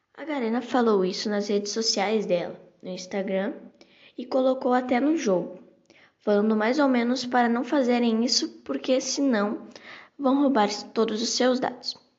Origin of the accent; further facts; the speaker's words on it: Brazil; I'm from Brazil.